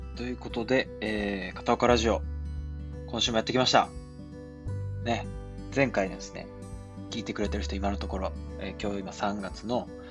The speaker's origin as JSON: {"language": "Japanese", "region": "Osaka", "country": "Japan", "tie": "born or raised there", "accent": "Kansai dialect", "moved": "yes", "said": "僕大阪なんですよ、みたいな感じになって、関西弁やった"}